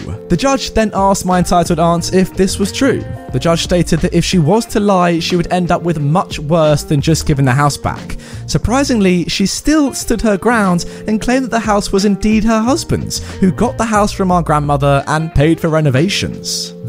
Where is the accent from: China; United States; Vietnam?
China; Beijing; born there; So, I was born in Beijing.